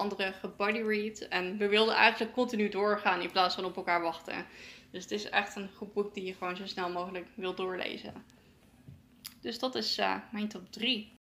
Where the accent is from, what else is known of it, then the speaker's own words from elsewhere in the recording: Netherlands; wij als Nederlanders